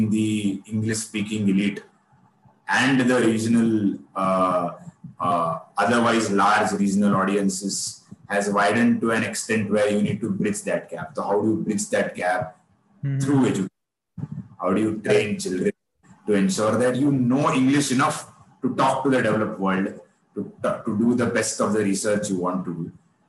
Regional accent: Maharashtra, India; first language Kannada; English is a second language; Kannada is the mother tongue, but I've grown up in Maharashtra.

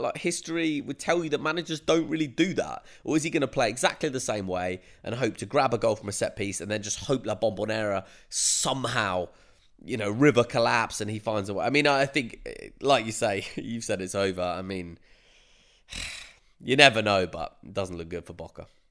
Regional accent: United Kingdom; as a Brit

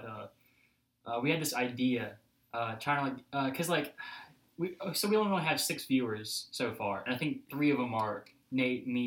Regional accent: Alabama, United States; I grew up in Alabama.

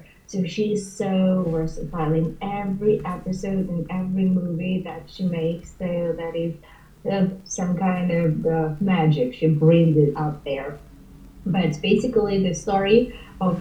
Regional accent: Ukraine; also born or lived in China; now in Canada; Originally, I can say that I come from Ukraine, but I've been living in Canada for a long while

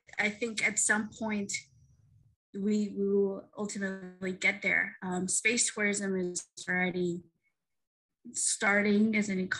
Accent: Colombia; moved away; I've been interested in space since I was very young, but in my home country of Colombia, we don't have a space program.

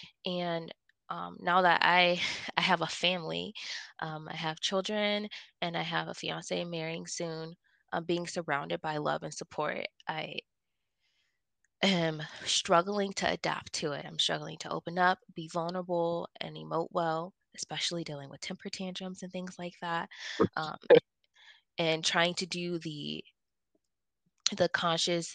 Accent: Ohio, United States; moved away as an adult; now in Colorado, United States; I grew up in Ohio from the age of 4, and I left when I was 22

